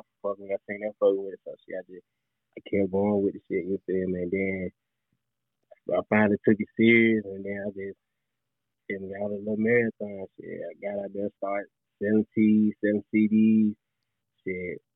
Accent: Birmingham, Alabama, United States; I grew up and born and raised in Birmingham.

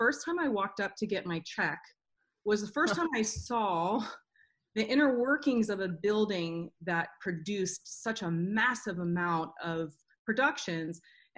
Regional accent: the South, United States; now in Nashville, United States; Well, I grew up in the church. I'm from the South, so that's what we did.

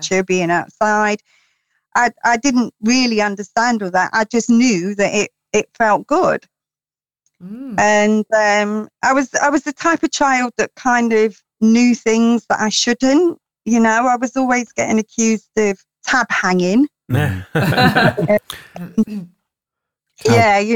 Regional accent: London, United Kingdom; now in Peak District, United Kingdom; I am originally a Londoner

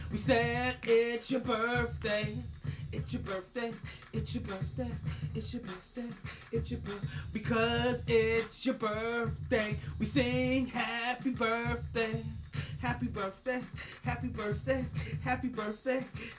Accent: New York City, New York, United States; I'm from Brooklyn

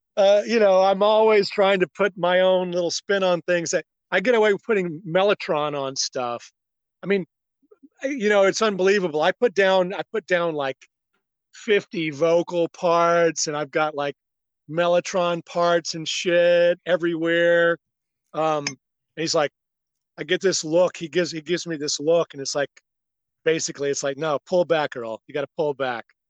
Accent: South Mississippi, United States; moved away as an adult; also born or lived in Manhattan, New York; now in Hudson Valley, United States; I'm from South Mississippi, and uh, uh, I did not leave Mississippi until I was like 19, 20 years old

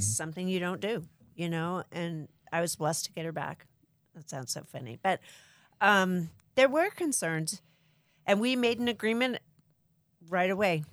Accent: Pasadena, California, United States; also born or lived in Arizona; I am from Southern California, Pasadena.

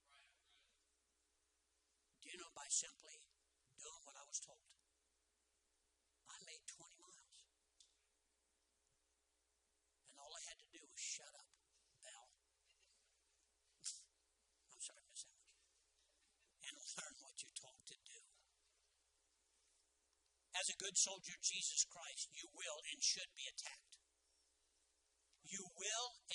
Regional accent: Columbus, Ohio, United States; A guy from off the streets of West Columbus

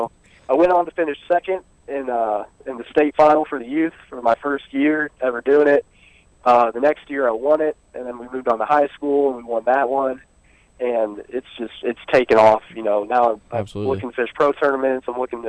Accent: Fishers, Indiana, United States; I'm from Fishers, Indiana.

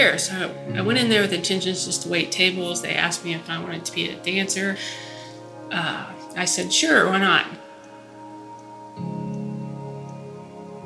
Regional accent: Ridgecrest, California, United States; I'm from Ridgecrest, California. I was born there

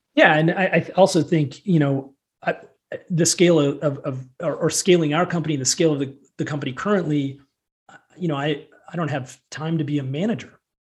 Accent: central Illinois, United States; moved away as an adult; also born or lived in Chicago, Illinois; now in Colorado, United States; I started my career in um, at a very young age in, in central Illinois. So I'm a Midwesterner, not not Chicago, like corn and soybeans, Illinois

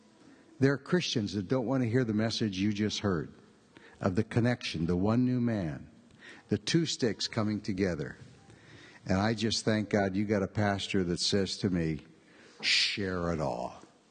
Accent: Middlefield, Ohio, United States; also born or lived in California / Israel; I came from Middlefield, Ohio, via California, via Israel. My heart is still with the Amish community in Ohio.

